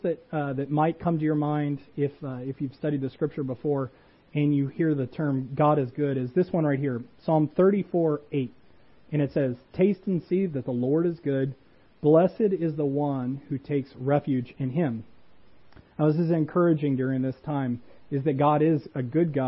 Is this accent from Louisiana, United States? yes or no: yes; Louisiana, United States; moved away; I grew up in Louisiana